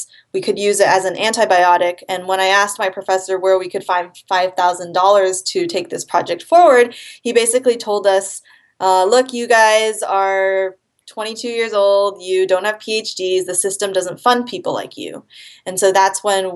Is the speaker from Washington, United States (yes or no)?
yes; Seattle, Washington, United States; I am from Seattle, Washington